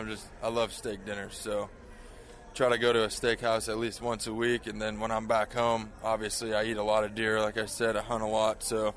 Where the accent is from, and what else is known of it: about an hour south of Chicago, Illinois, United States; born or raised there